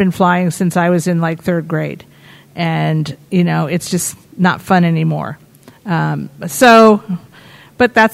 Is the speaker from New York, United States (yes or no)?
yes; New York City, New York, United States; I come from the New York City area